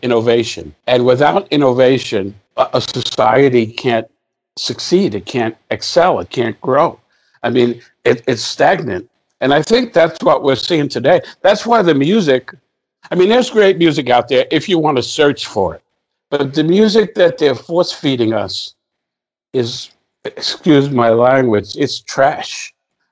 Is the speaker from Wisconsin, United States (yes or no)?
no; New York City, New York, United States; I grew up in the South Bronx